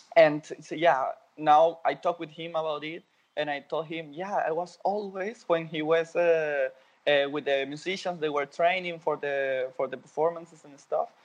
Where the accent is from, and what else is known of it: Venezuela; born or raised there; English is a second language; moved away as an adult; now in Berlin, Germany